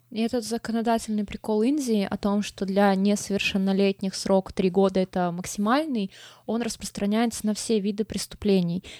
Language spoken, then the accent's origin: Russian; Pechora, Komi Republic, Russia; Я, короче, из Печоры, и это позволяет мне унижать другие города, потому что хуже моего города найти, ну, сложно